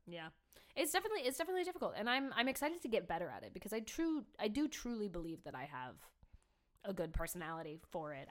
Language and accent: English; Cleveland, Ohio, United States; moved away; I'm from Cleveland